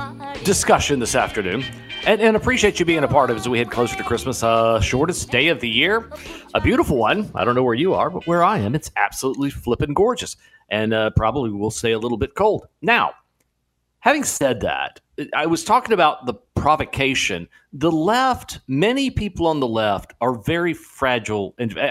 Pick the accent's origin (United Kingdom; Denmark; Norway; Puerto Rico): Puerto Rico; also born or lived in Mexican border; I was raised in Puerto Rico and the Mexican border, and much of my childhood formative years were spent that way.